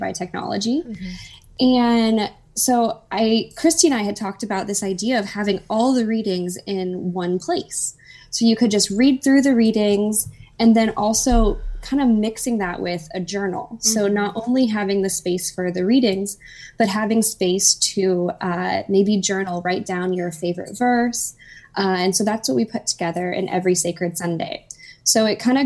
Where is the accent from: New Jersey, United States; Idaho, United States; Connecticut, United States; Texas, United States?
Idaho, United States; I grew up in Idaho in a family